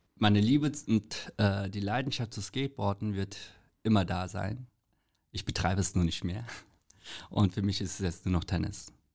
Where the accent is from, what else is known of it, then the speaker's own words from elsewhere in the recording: South Korea; also born or lived in Frankfurt; now in Germany; Als Koreaner